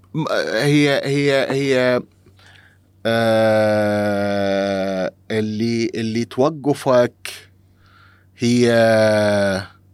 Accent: Iraq; إحنا عندنا بالعراق

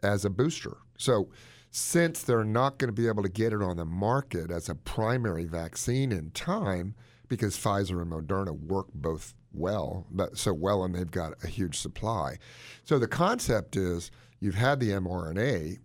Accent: Gaithersburg, Maryland, United States; Gaithersburg, where I grew up, by the way, in my hometown

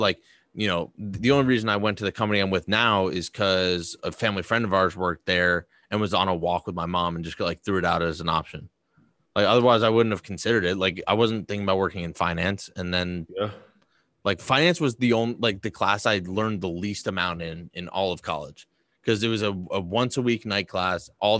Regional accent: Boston, Massachusetts, United States; I grew up in Boston.

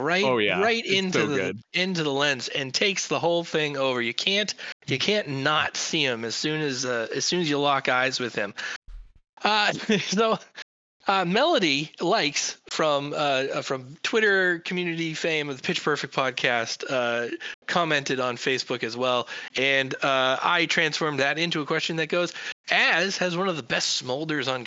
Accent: Massachusetts, United States; I'm from Massachusetts

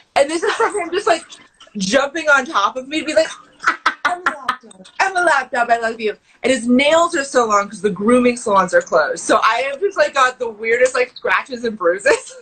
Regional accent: Pacific Northwest, United States; I grew up camping in the Pacific Northwest

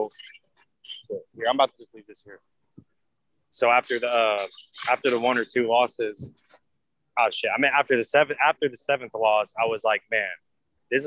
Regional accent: Danville, Illinois, United States; moved away as an adult; also born or lived in St. Petersburg, Florida; now in Tampa, United States; I'm originally from Danville, Illinois.

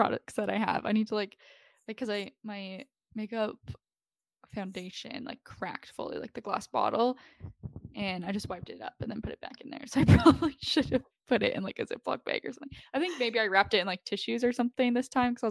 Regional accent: Fort Frances, Ontario, Canada; now in Toronto, Canada; you have to drive through Fort Francis, Ontario, which is where I'm from.

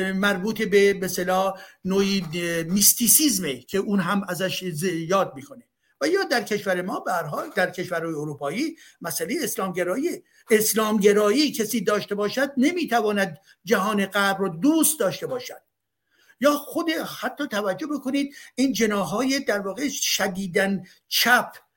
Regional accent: Iran; now in France; من فرانسوی ایرانی هستم

